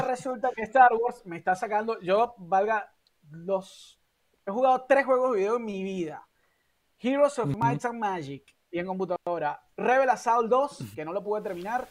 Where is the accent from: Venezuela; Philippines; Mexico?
Venezuela; San Diego, Carabobo; Yo crecí en San Diego, en una urbanización rodeada de, bueno, San Diego, Montaña, río